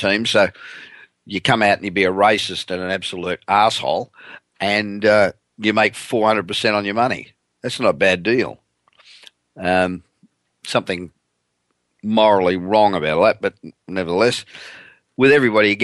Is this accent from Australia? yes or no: yes; Australia; moved away as an adult; now in California, United States; I'm originally Australian. I've been living in California for 27 years, but originally Australian.